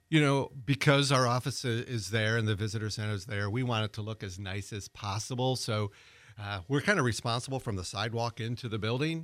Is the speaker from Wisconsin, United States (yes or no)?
yes; Wisconsin, United States; now in Pensacola, United States; I'm originally from Wisconsin